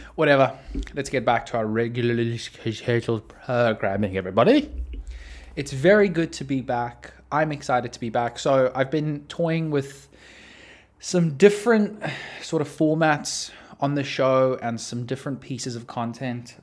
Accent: South Africa; I'm South African

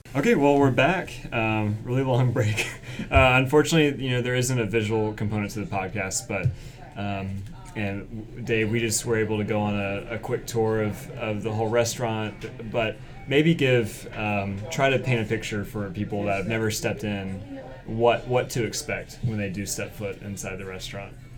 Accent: Winston-Salem, North Carolina, United States; I'm from Winston Salem

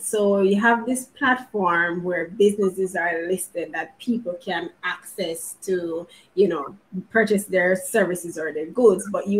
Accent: Jamaica; I'm Jamaican

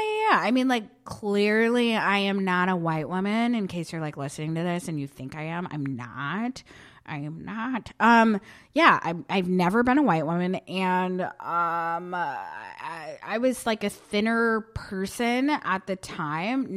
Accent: Barton, Vermont, United States; moved away; So I grew up in Barton, Vermont, which is, like, middle of, like, nowhere

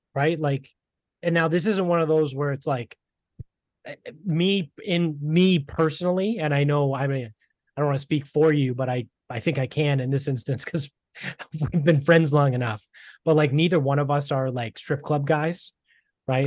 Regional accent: Medford, Massachusetts, United States; also born or lived in South Shore, Massachusetts; now in North Attleboro, United States; I grew up in Medford, right? That's where my family's from.

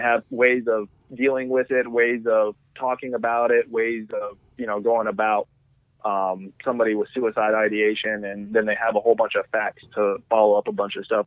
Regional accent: Wyoming, United States; now in Arizona, United States; I'm from Wyoming, uh, where I just literally go out my front door and shoot a whitetail with a gun

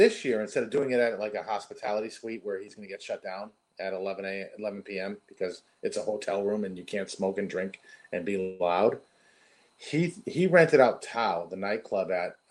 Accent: Hartford, Connecticut, United States; I grew up in Hartford, Connecticut.

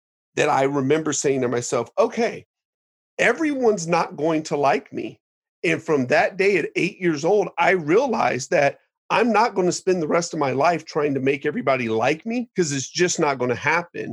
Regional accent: Dayton, Ohio, United States; moved away; I grew up in Dayton, Ohio

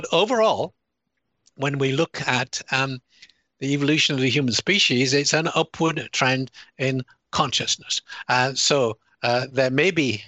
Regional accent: United Kingdom; accent: British; moved away; also born or lived in United States; although I sound British and I have a British citizen, I'm also an American citizen. I lived there for 24 years

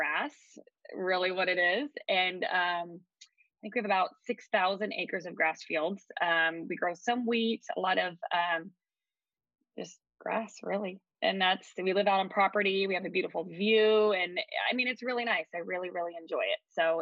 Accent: California, United States; moved away as an adult; also born or lived in Eugene, Oregon; now in Harrisburg, United States; I'm originally from California, and then I have lived in Eugene, Oregon, gosh, for the past 20 years now

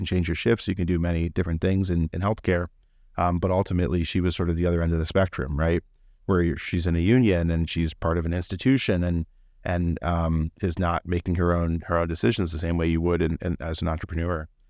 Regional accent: South Euclid, Ohio, United States; also born or lived in Solon / Columbus; I'm a Clevelander, born and raised. I grew up in South Euclid. Later on, our family moved to Solon, and I graduated from Solon. Went to Ohio State and was in Columbus for a while.

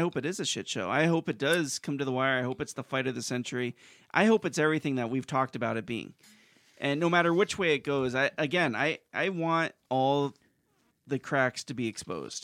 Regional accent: United States; as an American

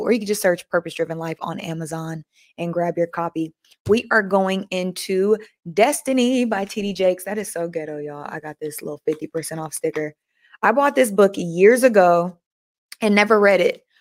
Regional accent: Oakland, California, United States; I'm from Oakland

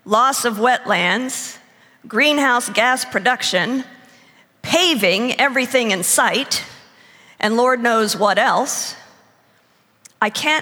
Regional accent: United States; also born or lived in Texas; I come from Oklahoma and Texas

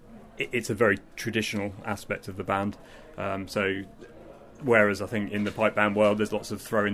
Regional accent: Windsor, South East England, United Kingdom; I grew up in Windsor

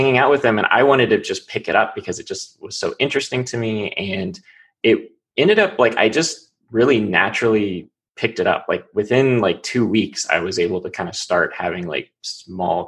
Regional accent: New Mexico, United States; first language English; I spent a lot of my childhood in New Mexico

